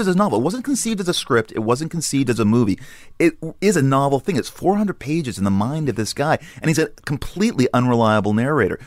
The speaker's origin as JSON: {"language": "English", "town": "Los Angeles", "region": "California", "country": "United States", "tie": "born or raised there", "also_born_or_lived": "New York", "moved": "yes", "said": "I grew up in Sherman Oaks"}